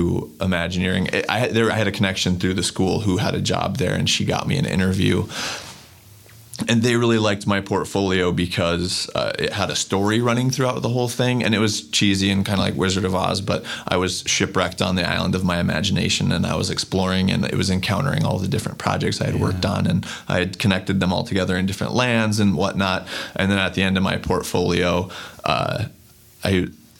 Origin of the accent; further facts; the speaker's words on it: New Mexico, United States; I grew up in New Mexico